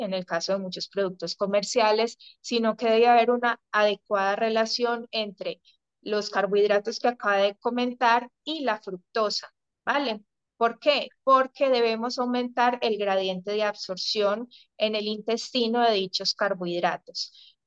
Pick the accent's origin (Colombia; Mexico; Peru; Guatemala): Colombia; also born or lived in Spain; soy obviamente colombiana